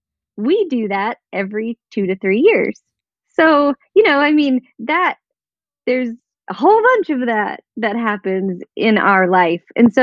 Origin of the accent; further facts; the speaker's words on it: Indiana, United States; born there; he was born in New York, I was born in Indiana, Emily was born in Germany, Colin was born in Kentucky.